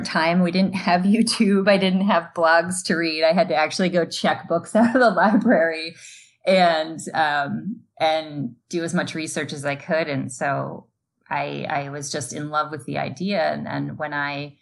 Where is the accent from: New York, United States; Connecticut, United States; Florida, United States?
Connecticut, United States; Eastern; I grew up in Eastern Connecticut